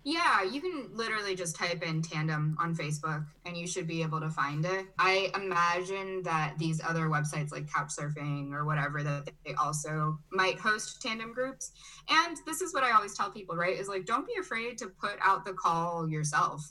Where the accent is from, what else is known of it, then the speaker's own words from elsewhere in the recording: Chicago, Illinois, United States; also born or lived in Brazil / Germany; now in Charlottesville, United States; I was born in Brazil and I grew up in Chicago, Illinois. Um, but I kind of went back and forth throughout my childhood